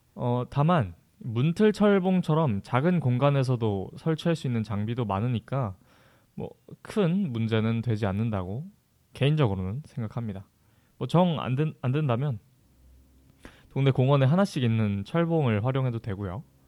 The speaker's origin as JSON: {"language": "Korean", "region": "Jeju", "country": "South Korea", "tie": "born or raised there", "moved": "as an adult", "said": "제 본가가 제주도라 가지고"}